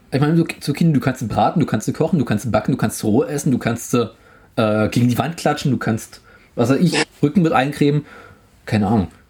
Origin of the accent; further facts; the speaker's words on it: Berlin, Germany; Bei uns in Berlin heißen die Buletten.